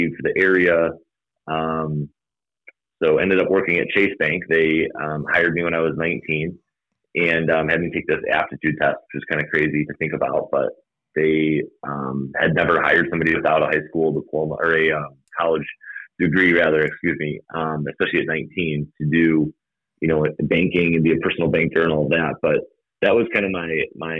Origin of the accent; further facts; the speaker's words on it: Algonquin, Illinois, United States; I grew up in Algonquin